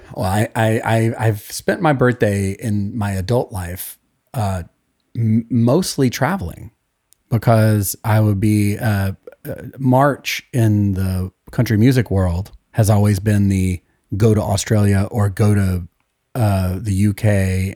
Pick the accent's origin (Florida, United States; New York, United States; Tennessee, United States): Tennessee, United States; Sevierville; We are both from Sevierville, Tennessee.